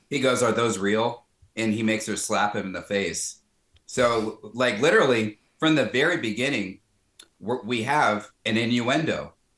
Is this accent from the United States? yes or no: yes; the South, United States; growing up in the South